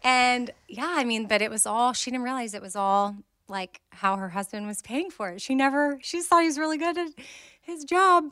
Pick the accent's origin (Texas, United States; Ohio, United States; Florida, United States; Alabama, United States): Texas, United States; Austin; I'm from Austin